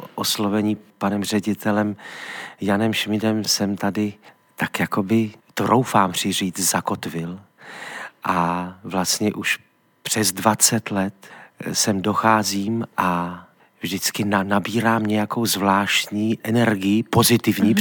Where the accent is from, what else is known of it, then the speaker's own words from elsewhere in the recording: Trenčín, Trenčín Region, Slovakia; moved away as an adult; also born or lived in Sofia, Bulgaria; do Trenčina, do mého rodného města